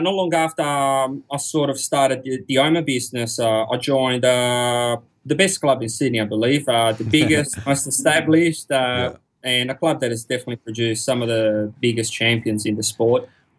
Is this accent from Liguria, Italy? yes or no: yes; Genoa, Liguria, Italy; now in Australia; I grew up in Genoa, northern Italy. It's a city not far from France, about 2 hours drive, give or take. And that's where I started my diving.